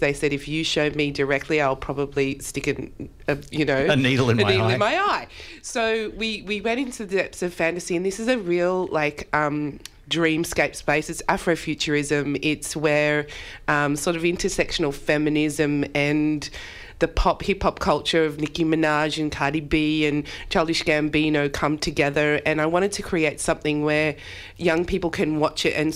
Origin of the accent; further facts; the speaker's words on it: Campbelltown, New South Wales, Australia; Campbelltown, my hometown